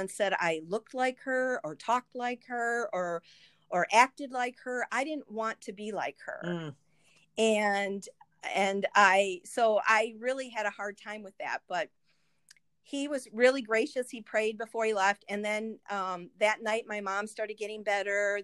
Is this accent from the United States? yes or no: yes; St. Paul, Minnesota, United States; I was born in St. Paul, Minnesota.